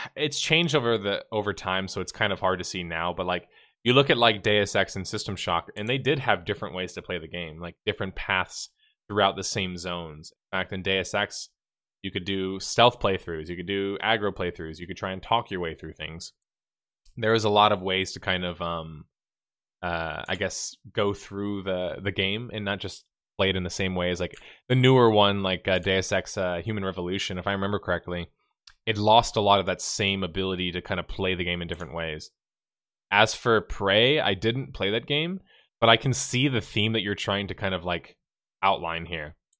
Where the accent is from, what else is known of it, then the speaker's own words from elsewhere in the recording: the South, United States; I'm from the South, too